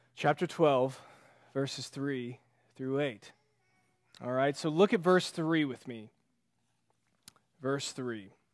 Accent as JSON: {"language": "English", "country": "United States", "said": "as an American"}